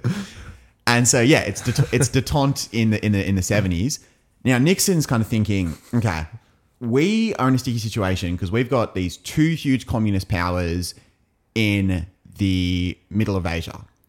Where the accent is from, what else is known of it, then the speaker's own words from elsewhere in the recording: England, United Kingdom; as an Englishman